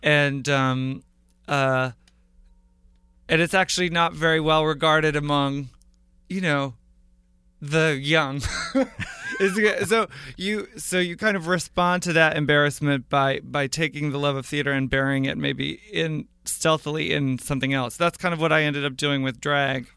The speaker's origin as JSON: {"language": "English", "town": "Portland", "region": "Oregon", "country": "United States", "tie": "born or raised there", "also_born_or_lived": "Sarah Lawrence College, New York", "moved": "as an adult", "lives_now": "Brooklyn, United States", "said": "I was born in Portland, Oregon. I, I, I grew up there"}